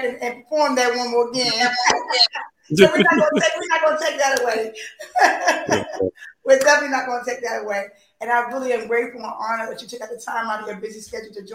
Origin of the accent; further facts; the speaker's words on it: Philadelphia, Pennsylvania, United States; I'm from Philly